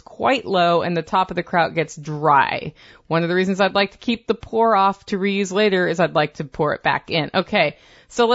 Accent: Oregon, United States; I'm from Oregon, so I know what you're talking about when you say Clark and Cowlitz counties.

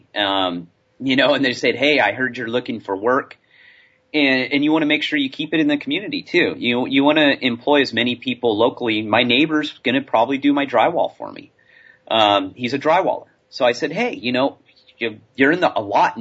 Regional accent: California, United States; moved away; I'm from California.

